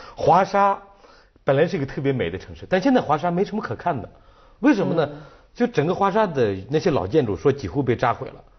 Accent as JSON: {"language": "Chinese", "country": "China", "said": "我说中国"}